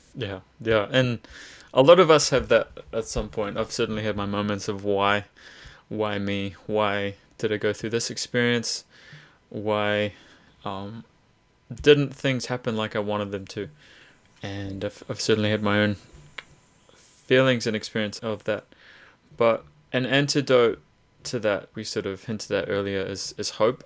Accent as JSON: {"language": "English", "town": "Hamilton", "region": "Waikato", "country": "New Zealand", "tie": "born or raised there", "said": "We're both grown up most of our, our lives in, in Hamilton"}